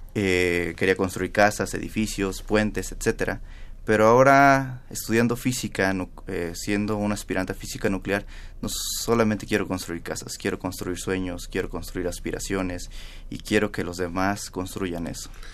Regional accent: San Miguel Totolapan, Guerrero, Mexico; now in Mexico City, Mexico; desde mi estado, desde mi pueblo natal, San Miguel Totolapan

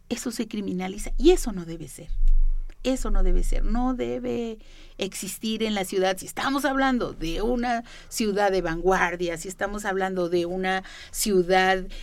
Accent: San Luis Potosí, Mexico; como yo vine de San Luis Potosí, como otros que me están oyendo vienen de Michoacán, de aquí, de allá

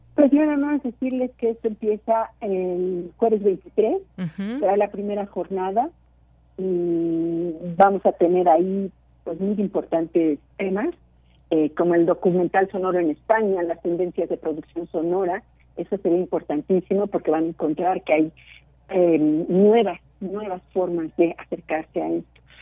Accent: Mexico; somos dos mexicanas

